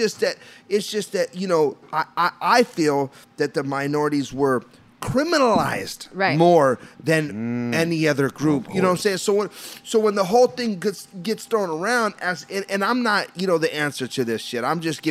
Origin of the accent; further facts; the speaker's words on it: Puerto Rico; I'm Puerto Rican